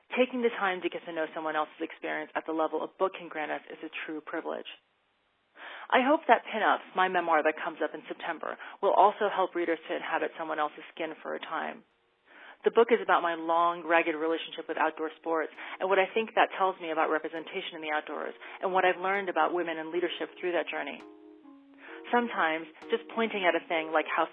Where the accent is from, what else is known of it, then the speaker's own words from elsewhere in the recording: Taiwan; now in United States; my home country